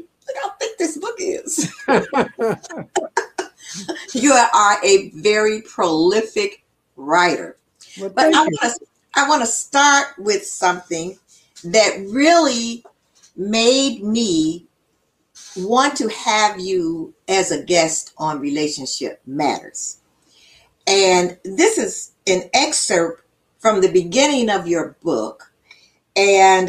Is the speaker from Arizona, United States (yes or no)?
no; Chicago, Illinois, United States; I grew up in Augdale Gardens